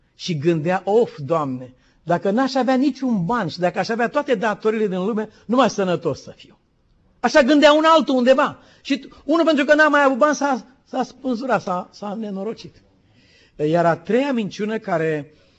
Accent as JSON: {"language": "Romanian", "country": "Romania", "said": "suntem români"}